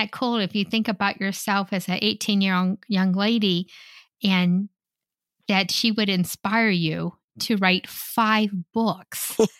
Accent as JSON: {"language": "English", "region": "Ohio", "country": "United States", "said": "we're from Ohio"}